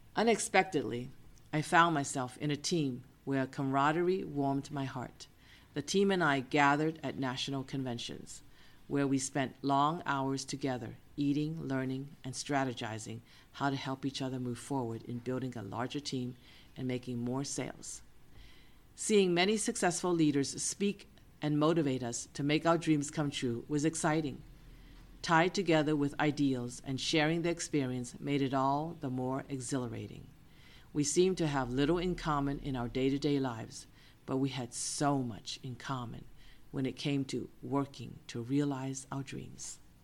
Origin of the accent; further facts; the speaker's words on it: Boston, Massachusetts, United States; moved away as an adult; now in San Francisco, United States; Cousin Eason and I grew up in Boston, but I had settled in San Francisco for many years as a grown woman